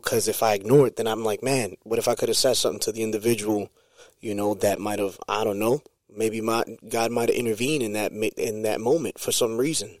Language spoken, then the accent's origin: English; New York City, New York, United States; born or raised there